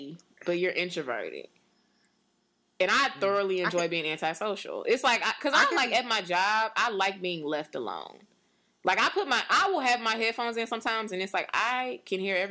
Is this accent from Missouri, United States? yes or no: yes; St. Louis, Missouri, United States; I'm from St. Louis